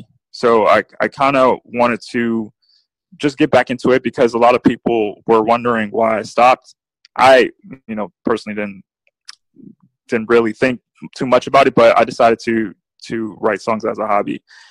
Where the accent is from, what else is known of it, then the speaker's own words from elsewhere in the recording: New Orleans, Louisiana, United States; also born or lived in San Diego; I lived in San Diego a part of my childhood, but mostly I grew up in New Orleans, Louisiana.